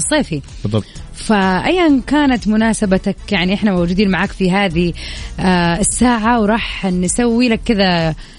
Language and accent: Arabic; Jeddah, Makkah Province, Saudi Arabia; عندنا في جدة